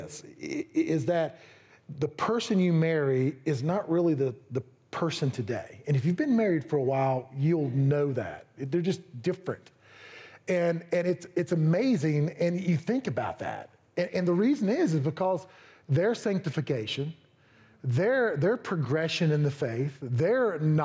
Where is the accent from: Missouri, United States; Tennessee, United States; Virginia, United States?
Tennessee, United States; East; accent: East Tennessee; I'm still got my East Tennessee accent